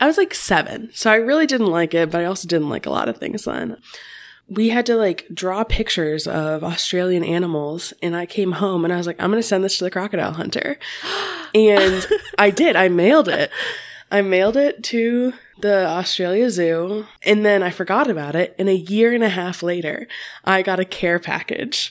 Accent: Cincinnati, Ohio, United States; I am from the Cincinnati, Ohio area

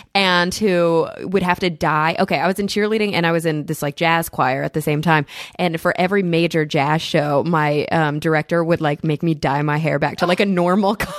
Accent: Plano, Texas, United States; moved away as an adult; also born or lived in Denton, Texas / New York; was born and raised in Plano, Texas

